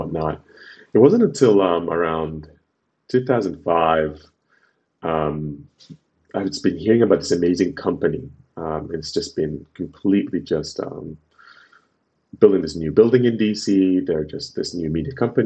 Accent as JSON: {"language": "English", "region": "Khartoum", "country": "Sudan", "also_born_or_lived": "Washington, D.C., United States", "moved": "as an adult", "lives_now": "United States", "said": "I'm originally from Sudan."}